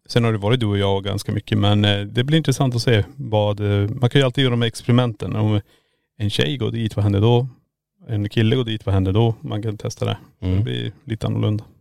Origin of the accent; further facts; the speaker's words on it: Norrland, Sweden; vi är från Norrland